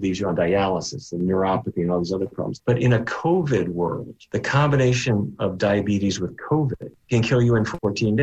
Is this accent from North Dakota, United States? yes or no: yes; North Dakota, United States; as a kid growing up in North Dakota